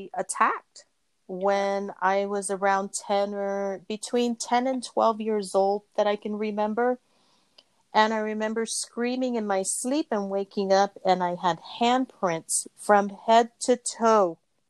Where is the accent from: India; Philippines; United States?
Philippines; I was born in the Philippines. My father's military. So we were raised in the Philippines for most of the time while this is happening to me.